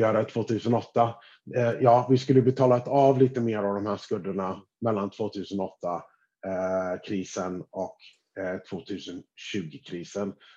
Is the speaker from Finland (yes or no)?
no; United States; som amerikan, skattebetalare i USA